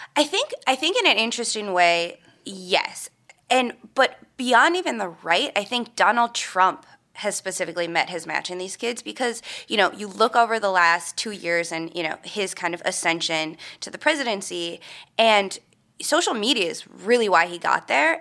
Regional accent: Minnesota, United States; I'm from Minnesota, which is obviously, you know, a lot of hunting. So many, uh, relatives and friends that I grew up with grew up hunting and everything

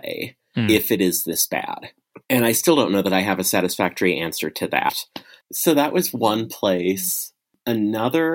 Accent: Lincoln, Nebraska, United States; I live in my hometown of Lincoln, Nebraska with my wife and 3 kids

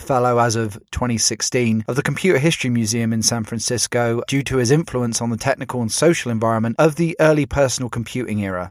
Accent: United Kingdom; I'm British

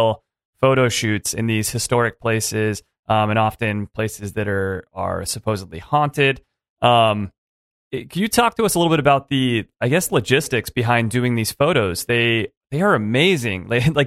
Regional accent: Los Angeles, California, United States; I grew up in Southern California, like just in the greater Los Angeles sprawl.

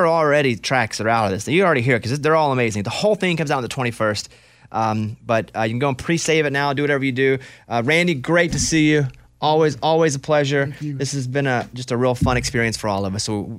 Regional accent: Arkansas, United States; one of the songs growing up in Arkansas, Kissing 96.

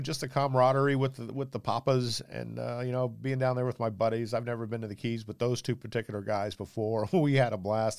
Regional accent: Jacksonville, Florida, United States; I'm a native Floridian, I was born in Jacksonville

